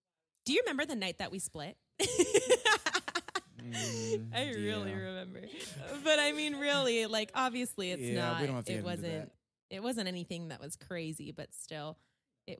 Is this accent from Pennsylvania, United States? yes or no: no; California, United States; born and raised in California